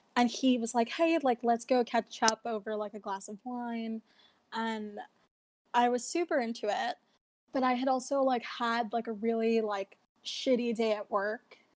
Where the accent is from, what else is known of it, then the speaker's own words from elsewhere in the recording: New York City, New York, United States; I'm from New York, specifically East Harlem